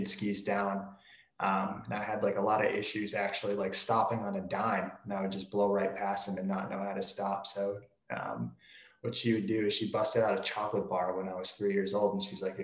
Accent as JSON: {"language": "English", "region": "New York", "country": "United States", "tie": "born or raised there", "moved": "yes", "said": "I'm from the East Coast originally, born in New York"}